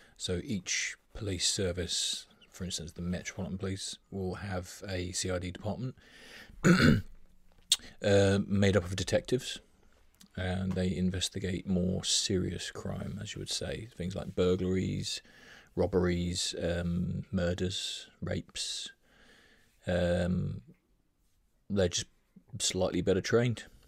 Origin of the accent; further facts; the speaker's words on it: Brighton, South East England, United Kingdom; born and raised in White Hawk